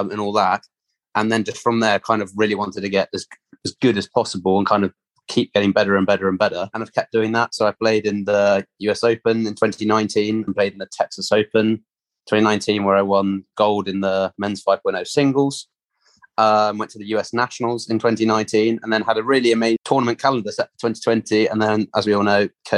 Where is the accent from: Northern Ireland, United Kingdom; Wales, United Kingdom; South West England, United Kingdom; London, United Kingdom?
London, United Kingdom; I am from England, London. Slightly different accent to probably what people are used to hearing on this podcast